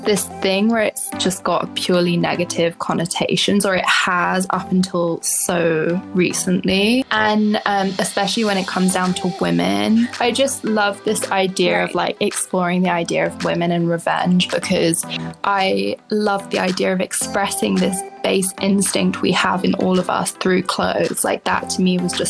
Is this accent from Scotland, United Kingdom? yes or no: no; London, United Kingdom; moved away as an adult; now in United States; I am originally from London. I moved to the States when I was 21, and I've been here ever since.